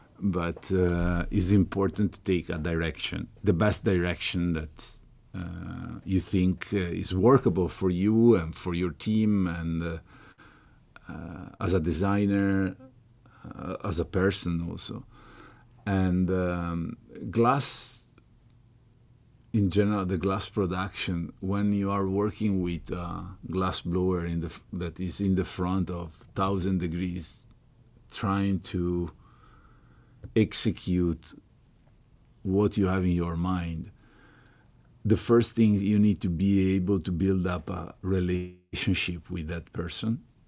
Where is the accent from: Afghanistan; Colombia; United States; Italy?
Italy; Venice, Veneto; English is a second language; I was from Murano